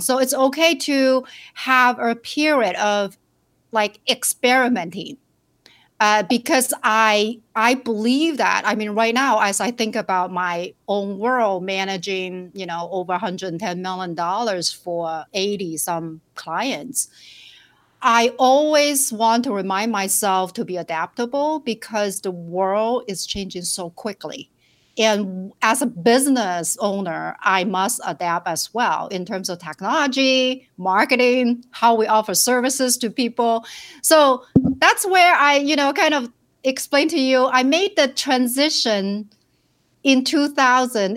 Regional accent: Shenzhen, Guangdong, China; English is a second language; moved away as an adult; also born or lived in rural village, China / Minneapolis, United States; now in United States; I was, uh, born and raised in China in a rural village

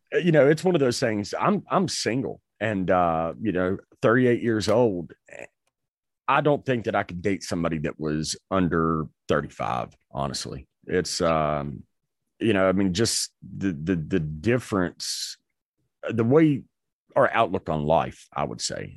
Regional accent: North Carolina, United States; I grew up in North Carolina

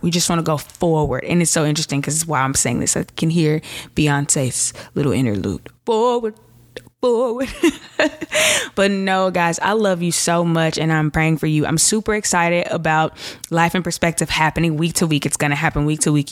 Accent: Chicago, Illinois, United States; I'm from Chicago

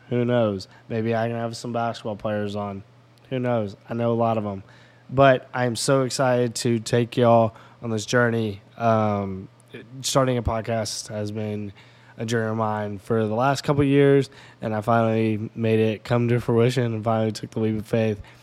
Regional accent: Memphis, Tennessee, United States; moved away as an adult; now in Carlinville, United States; I'm from Memphis, Tennessee

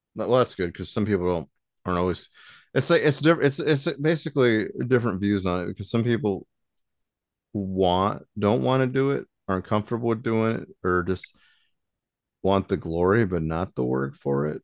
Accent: South Bend, Indiana, United States; we're from South Bend

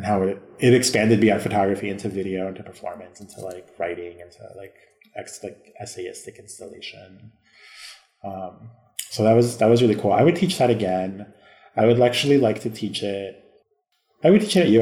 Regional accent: Chicago, Illinois, United States; I'm being from Chicago

